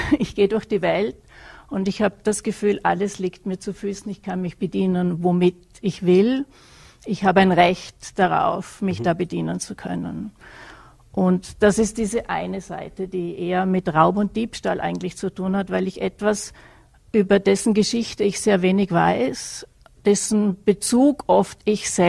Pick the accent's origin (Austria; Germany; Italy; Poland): Austria; Vorarlberg; Und ich komme ja aus Vorarlberg, insofern hätte ich wahrscheinlich eher die Tracht getragen und nicht äh, das Dirndl.